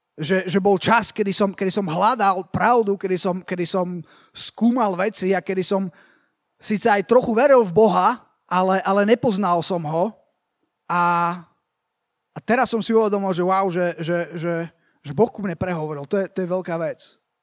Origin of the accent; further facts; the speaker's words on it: Slovakia; idem z Nemecka, hej, ale že som zo Slovenska